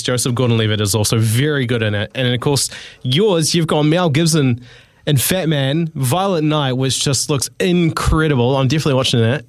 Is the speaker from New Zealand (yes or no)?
yes; New Zealand; growing up on Christmas in the '90s in New Zealand